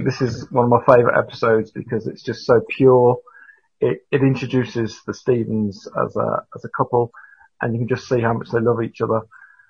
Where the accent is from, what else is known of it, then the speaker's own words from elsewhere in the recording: England, United Kingdom; Obviously I'm English